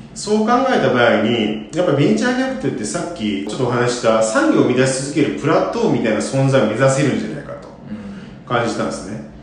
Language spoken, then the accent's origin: Japanese; Osaka, Japan; 1975年大阪生まれ